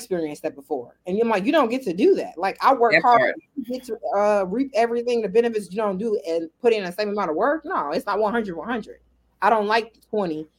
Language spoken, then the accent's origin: English; Chicago, Illinois, United States; moved away as an adult; now in Las Vegas, United States; Originally born and raised in Chicago, Illinois